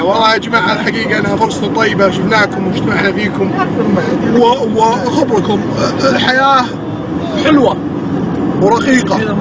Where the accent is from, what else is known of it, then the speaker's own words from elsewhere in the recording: Saudi Arabia; عندنا في السعوديه